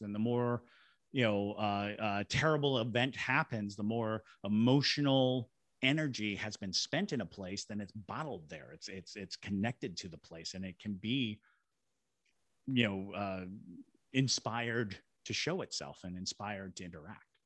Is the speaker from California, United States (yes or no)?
no; Shirley, Massachusetts, United States; also born or lived in Fort Devens, Massachusetts; now in Savannah, United States; I was born in Shirley, Massachusetts